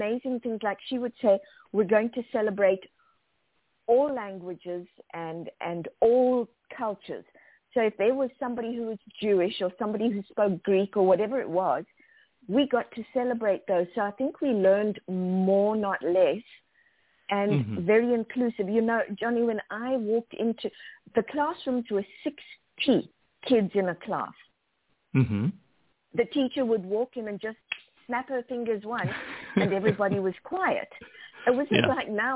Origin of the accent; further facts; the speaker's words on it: South Africa; moved away; also born or lived in Zimbabwe / Zambia; As a kid, I grew up in South Africa, also lived in Zimbabwe and Zambia